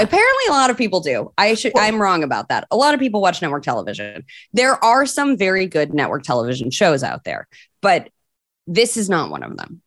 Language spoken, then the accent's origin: English; Michigan, United States; moved away; I'm from Michigan originally